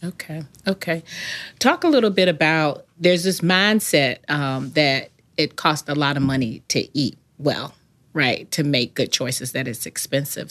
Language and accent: English; the South, United States; I grew up in the South